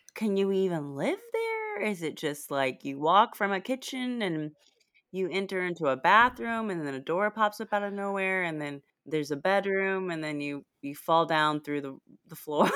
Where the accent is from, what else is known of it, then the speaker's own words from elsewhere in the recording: Texas, United States; as a Texan